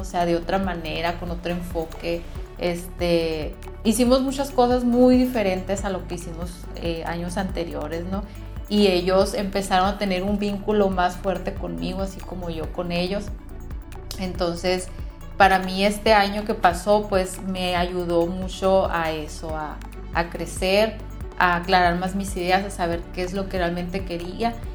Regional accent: Caborca, Sonora, Mexico; soy de Caborca, Sonora

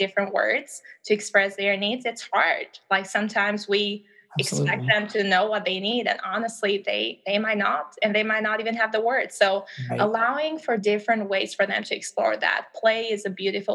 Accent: Albania; English is a second language; now in United States; I'm from Albania originally, as I've shared previously. And that means that English is not my first language

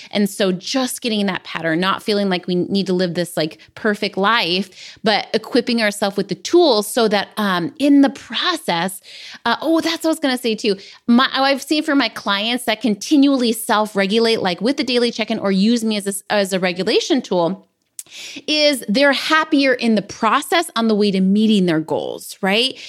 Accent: San Diego, California, United States; I grew up in San Diego

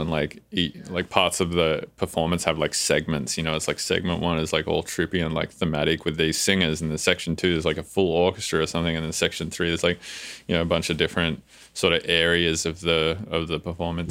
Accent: Australia; now in United States

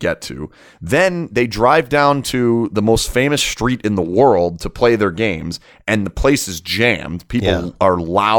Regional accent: Canada; also born or lived in Washington; now in Las Vegas, United States; This is better than where I was in Washington. This is better than where I grew up in Canada.

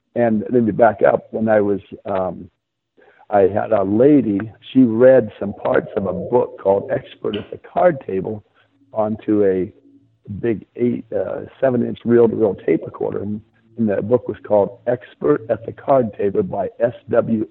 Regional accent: San Diego, California, United States; I grew up in San Diego

